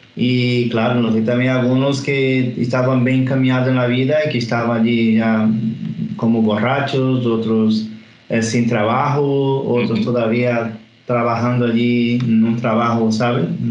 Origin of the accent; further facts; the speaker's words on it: Bahia, Brazil; Spanish is a second language; moved away as an adult; also born or lived in Portugal; now in Seville, Spain; yo que soy del Nordeste, pero del parte